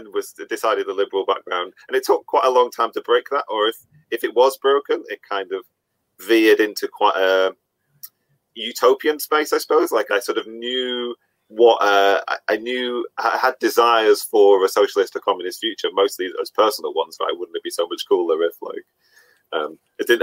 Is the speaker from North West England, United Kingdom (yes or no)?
yes; Bolton, North West England, United Kingdom; I grew up in Bolton